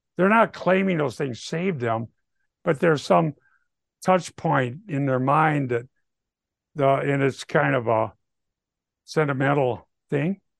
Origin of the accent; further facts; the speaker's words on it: Minnesota, United States; I'm from Minnesota